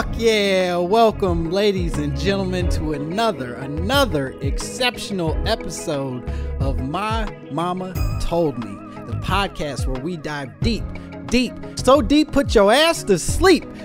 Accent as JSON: {"language": "English", "region": "Midwest", "country": "United States", "said": "I'm from the Midwest"}